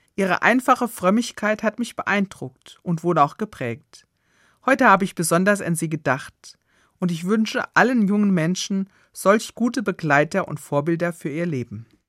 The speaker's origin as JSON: {"language": "German", "region": "Hesse", "country": "Germany", "said": "bei uns in Hessen"}